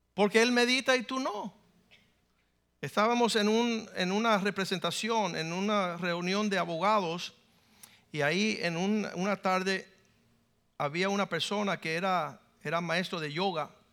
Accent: Cuba; now in United States; Yo soy cubano.

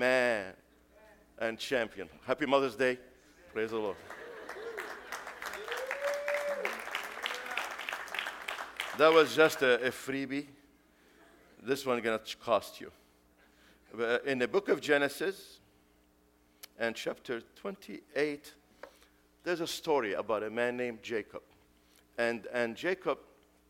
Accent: Beirut, Beirut Governorate, Lebanon; English is a second language; now in United States; I was 17. That's many years ago. Many, many years ago. When this brother missionary came to the streets of Beirut and invited me to go to Sunday school

